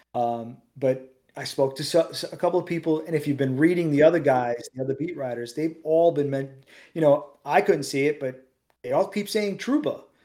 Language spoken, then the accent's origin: English; New York City, New York, United States; I grew up in Queens